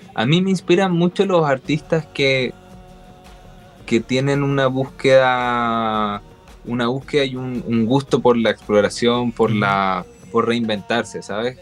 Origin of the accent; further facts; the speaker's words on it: Chile; moved away as an adult; also born or lived in Spain; siendo chileno